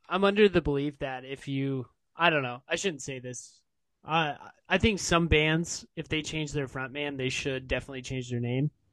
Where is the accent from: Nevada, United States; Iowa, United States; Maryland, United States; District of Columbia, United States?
Iowa, United States; Des Moines; I'm from Des Moines, Iowa